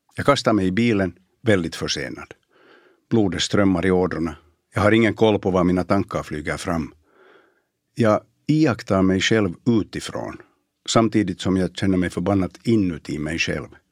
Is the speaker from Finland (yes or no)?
yes; Bromarv, Uusimaa, Finland; moved away; Jag växte upp på landet i Bromarv, i slutet av 60 och början av 70-talet.